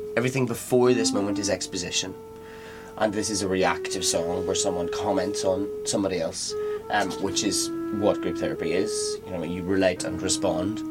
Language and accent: English; Northern Ireland, United Kingdom; I'm from Northern Ireland, so we both feel a bit colonial